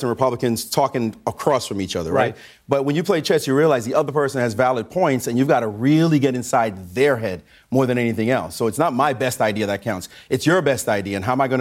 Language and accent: English; New York City, New York, United States; I'm from Brownsville, Brooklyn.